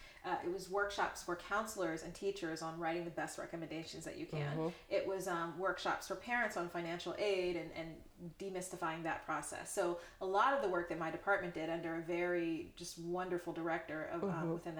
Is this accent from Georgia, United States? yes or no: yes; Atlanta, Georgia, United States; moved away as an adult; also born or lived in Virginia; now in Philadelphia, United States; As far as where I'm from Atlanta, Georgia. That's where I was raised. I lived there for 18 years until I went to college. And I went to college in Virginia, and I spent about 12 years in Virginia before moving to Philadelphia. About 7 years ago.